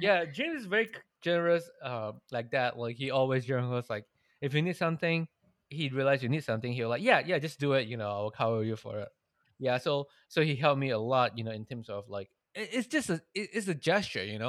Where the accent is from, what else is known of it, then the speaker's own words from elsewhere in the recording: Malaysia; moved away; I'm Malaysian.